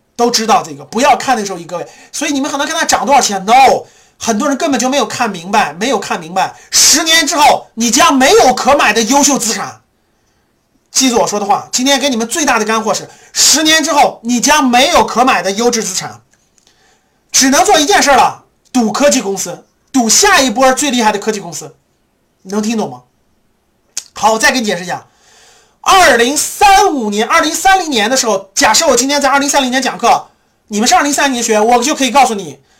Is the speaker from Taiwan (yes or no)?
no; China; 我们中国人